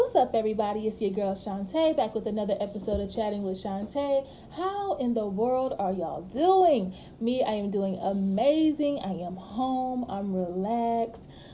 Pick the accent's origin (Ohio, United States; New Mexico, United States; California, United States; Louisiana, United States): Louisiana, United States; I'm from Louisiana